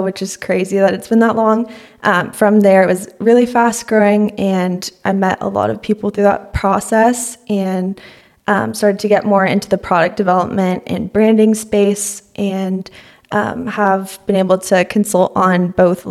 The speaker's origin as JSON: {"language": "English", "town": "San Luis Obispo", "region": "California", "country": "United States", "tie": "born or raised there", "also_born_or_lived": "Hawaii", "lives_now": "Los Angeles, United States", "said": "I live in Los Angeles now, but I'm originally from San Luis Obispo and grew up there"}